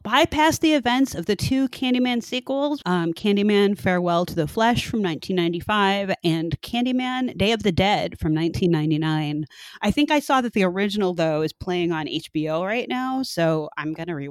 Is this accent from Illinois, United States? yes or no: yes; Chicago, Illinois, United States; we're both from Chicago.